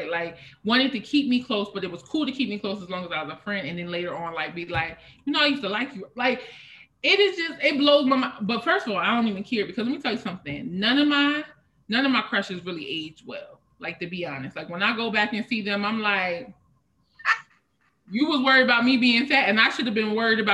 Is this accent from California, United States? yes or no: no; a small town outside of Harrisburg, Pennsylvania, United States; originally from a small town outside of Harrisburg, Pennsylvania